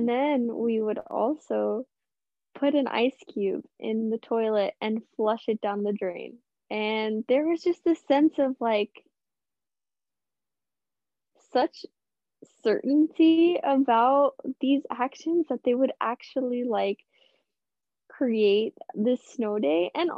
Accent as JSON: {"language": "English", "town": "St. Louis", "region": "Missouri", "country": "United States", "tie": "born or raised there", "said": "I grew up predominantly in St. Louis, kind of moved between places, but spent a lot of time there, and it snows there."}